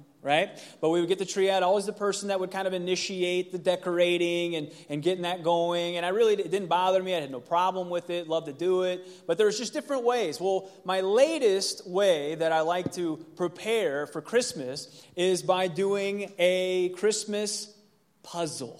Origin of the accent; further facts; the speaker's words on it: Cincinnati, Ohio, United States; moved away; it's where I grew up in Cincinnati, Ohio.